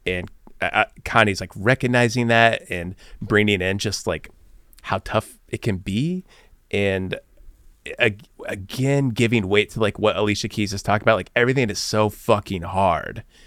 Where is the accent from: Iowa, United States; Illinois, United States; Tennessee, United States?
Illinois, United States; Bloomington; moved away; being from Bloomington, Illinois, like I was